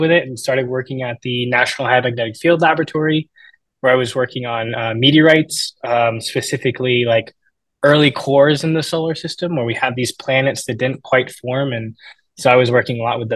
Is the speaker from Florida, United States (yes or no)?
yes; Tampa, Florida, United States; moved away; From Tampa, Florida. I grew up a Florida man